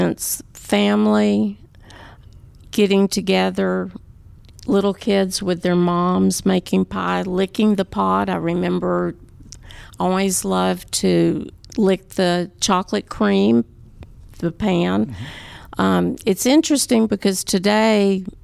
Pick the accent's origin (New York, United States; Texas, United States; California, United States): Texas, United States; Waco; I'm from Waco, Texas.